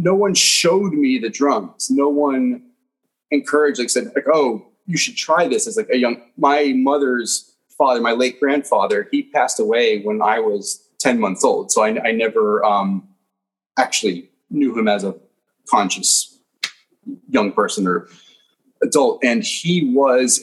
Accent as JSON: {"language": "English", "region": "New Jersey", "country": "United States", "tie": "born or raised there", "also_born_or_lived": "Flushing, Queens, New York / Manhasset, New York"}